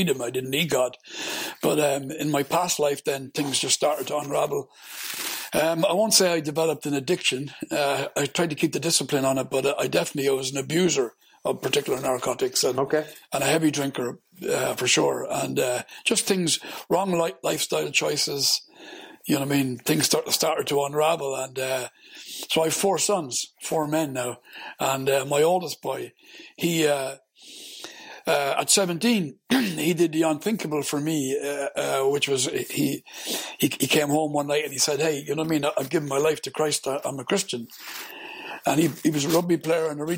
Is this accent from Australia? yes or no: no; Ireland; I'm Irish, so I was born and raised Catholic